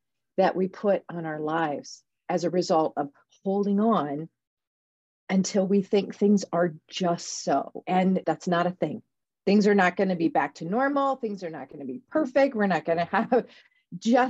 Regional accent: Defiance, Ohio, United States; I was born in Defiance. And that is a little town in Ohio.

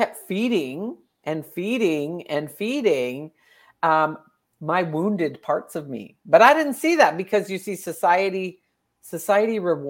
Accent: Alberta, Canada; Okay, I am from Canada. Right now I'm in Alberta, Canada. It's the prairies.

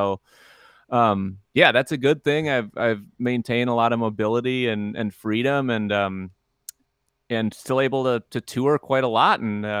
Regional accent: Eau Claire, Wisconsin, United States; born there; also born or lived in Asia; now in Milwaukee, United States; So yeah, I was born in Eau Claire, and that's kind of a family base camp.

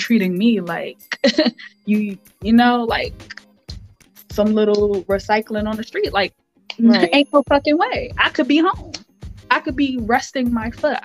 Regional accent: New York City, New York, United States; I'm from the Bronx

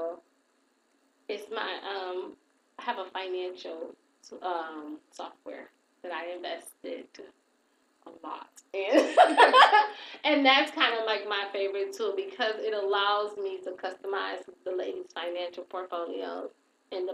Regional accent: Saginaw, Michigan, United States; I'm from Saginaw

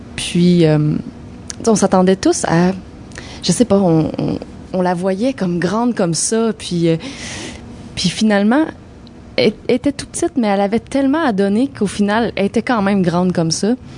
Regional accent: Sherbrooke, Quebec, Canada; now in Montreal, Canada; de mon patelin, de Sherbrooke

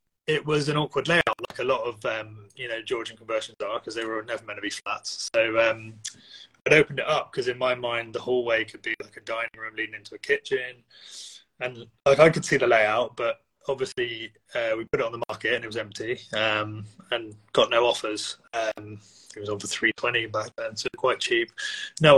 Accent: Windsor, South East England, United Kingdom; moved away as an adult; now in Bristol, United Kingdom; I'm from Windsor, just west of London. Moved to Bristol in probably 2008

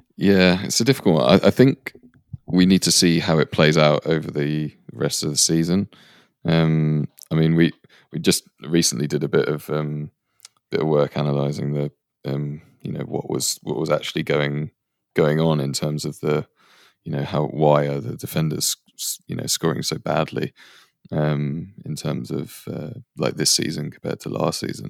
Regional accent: England, United Kingdom; also born or lived in India / Canada; although I spent a lot of my early life in India and Canada, I'm, I'm growing up in England, so I'm, I'm English

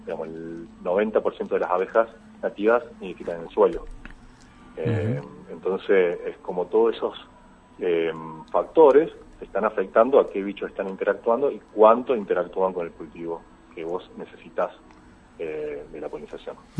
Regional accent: Marcos Juárez, Córdoba, Argentina; moved away as an adult; also born or lived in Concordia; soy oriundo de Marco Juárez

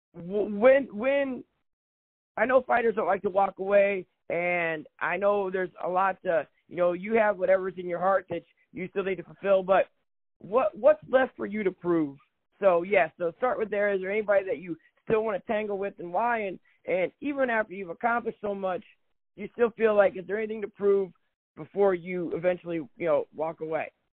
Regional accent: United States; Chicago, which is two hours north where I'm from

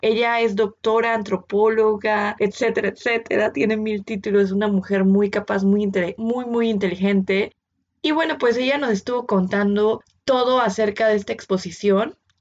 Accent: Mexico City, Mexico; moved away; yo vengo de Ciudad de México

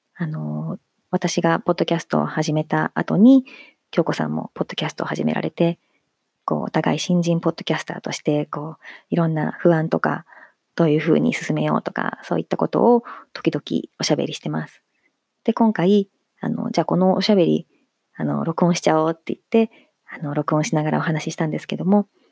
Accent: Hiroshima, Japan; 地元の広島 FM も受けたし

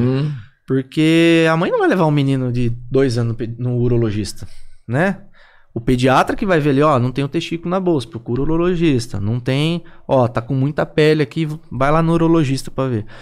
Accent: interior of São Paulo, Brazil; moved away; eu sou de São Paulo, sou do interior de São Paulo. Um dos motivos que eu não quis ficar lá em São Paulo foi por conta disso

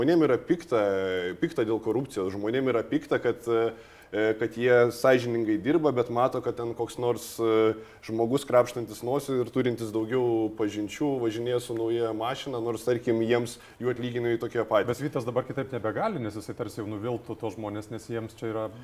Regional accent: Lithuania; gimiau nepriklausomai Lietuvoje

